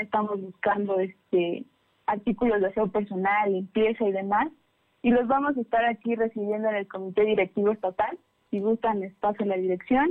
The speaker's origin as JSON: {"language": "Spanish", "town": "Pantepec", "region": "Puebla", "country": "Mexico", "said": "también soy de, también de la Sierra Norte, soy de Pantepec."}